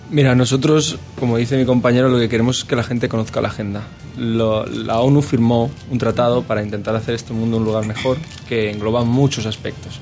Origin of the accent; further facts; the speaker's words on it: Spain; somos ocho españoles